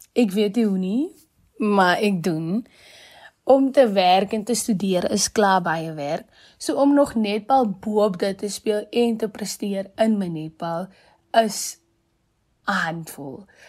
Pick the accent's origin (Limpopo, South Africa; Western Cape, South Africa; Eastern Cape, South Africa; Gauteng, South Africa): Western Cape, South Africa; Malmesbury; moved away as an adult; now in Free State, South Africa; Gebore en opgegroei in Mamasbury die Weskaap